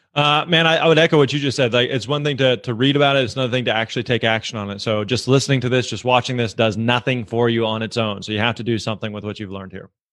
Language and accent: English; Missouri, United States; I'm actually from Missouri, uh, and growing up, I was really involved with my local church